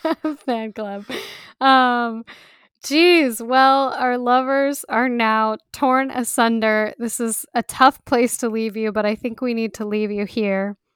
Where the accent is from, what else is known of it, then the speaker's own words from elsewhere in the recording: United States; we Americans, we're not so obsessed with soccer